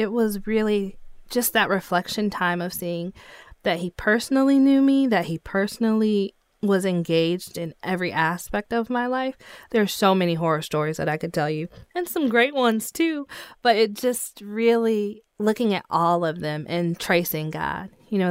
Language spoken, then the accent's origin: English; Grand Rapids, Michigan, United States; No, I'm from Grand Rapids, Michigan. I was born and raised here. I had a single mom, played volleyball, basketball, cheerleader, did dance all of my life.